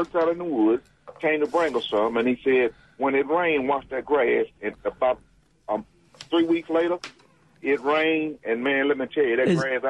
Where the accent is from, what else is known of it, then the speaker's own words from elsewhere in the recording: Scooba, Mississippi, United States; I am from Scuba.